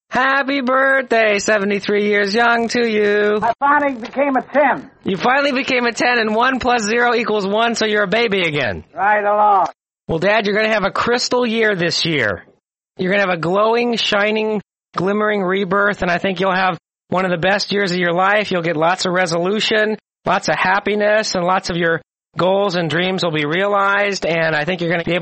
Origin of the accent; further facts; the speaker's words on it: Missouri, United States; I'm from Missouri and I'm uh, pretty much of a skeptic and a doubting Thomas, more than you'll ever meet.